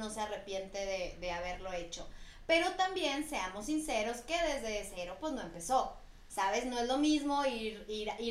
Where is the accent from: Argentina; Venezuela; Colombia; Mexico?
Mexico; Chihuahua; moved away as an adult; also born or lived in Guadalajara; now in Mexico City, Mexico; No, yo, es que originalmente yo me fui de Chihuahua a Guadalajara primero.